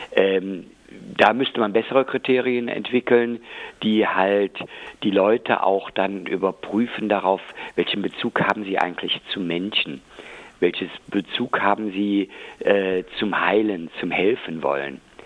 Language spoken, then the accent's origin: German; West Germany, Germany; also born or lived in Rhineland-Palatinate / North Rhine-Westphalia; jetzt habe ich äh, als Westdeutscher